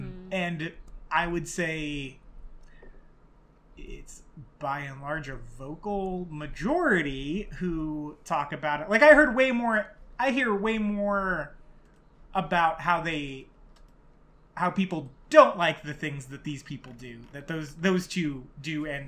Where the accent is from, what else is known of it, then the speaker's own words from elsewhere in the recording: United States; So as an American here